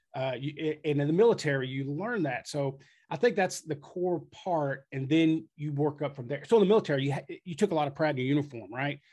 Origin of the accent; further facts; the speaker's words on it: Frankfort, Kentucky, United States; moved away as an adult; also born or lived in Texas / Lexington, Kentucky; now in New Albany, United States; I was from Frankfort, which is like thirty minutes away.